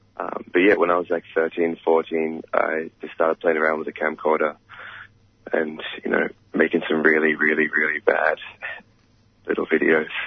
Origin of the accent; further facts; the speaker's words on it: Australia; our reality as African Australians